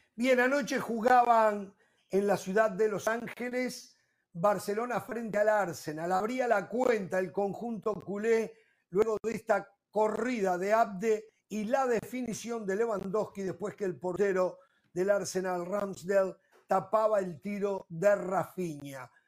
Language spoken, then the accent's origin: Spanish; Uruguay; en mi país